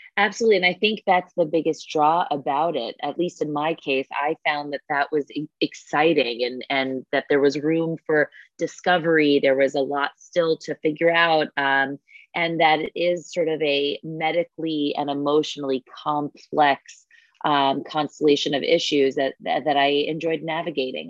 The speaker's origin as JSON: {"language": "English", "town": "New York City", "region": "New York", "country": "United States", "tie": "born or raised there", "said": "I was born and raised here in New York City"}